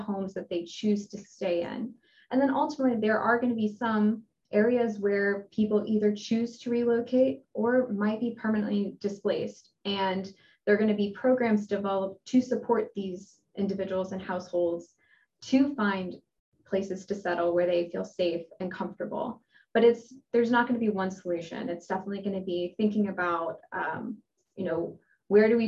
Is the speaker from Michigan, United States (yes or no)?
no; Louisiana, United States; I'm from Louisiana. My family has been in Louisiana for many generations